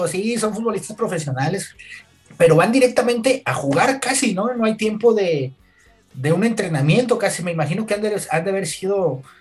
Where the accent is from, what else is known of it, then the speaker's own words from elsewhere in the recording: Mexico; Uno como mexicano